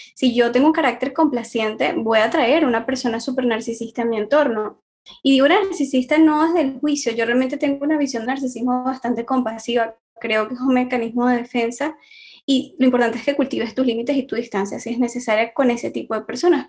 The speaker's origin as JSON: {"language": "Spanish", "country": "Venezuela", "moved": "as an adult", "lives_now": "Barcelona, Spain", "said": "soy venezolana, actualmente vivo acá en Barcelona, emigré buscando una mejor calidad de vida"}